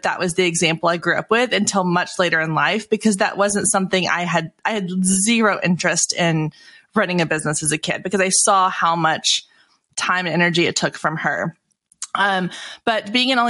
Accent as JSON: {"language": "English", "town": "Waco", "region": "Texas", "country": "United States", "tie": "born or raised there", "said": "I grew up in Waco, Texas"}